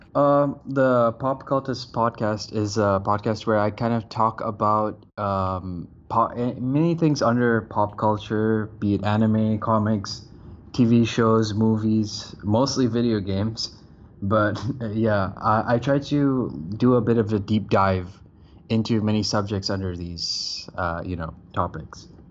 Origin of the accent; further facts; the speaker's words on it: Bangladesh; moved away as an adult; now in Malaysia; I'm living in Malaysia, but I'm actually from Bangladesh, but I'm half Somali, half Bengali